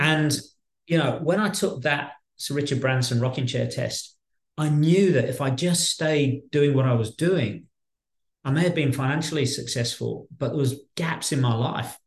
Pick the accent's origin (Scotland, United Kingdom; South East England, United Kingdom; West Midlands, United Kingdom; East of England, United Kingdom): West Midlands, United Kingdom; Birmingham; now in Australia; I was born in Birmingham, in central Birmingham, in the West Midlands, and um, at a, at a very young age, my parents took uh, the decision to to move out of central Birmingham